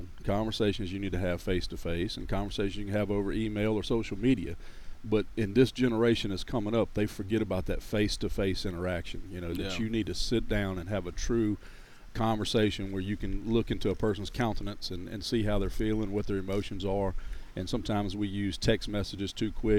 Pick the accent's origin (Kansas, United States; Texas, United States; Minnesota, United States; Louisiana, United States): Louisiana, United States; also born or lived in Monroe, Louisiana / Church Point, Louisiana / Gonzales, Louisiana; Born and raised in Louisiana. I haven't moved out of the state